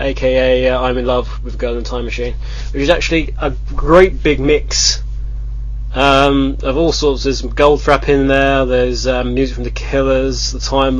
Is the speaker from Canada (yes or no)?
no; United Kingdom; We're British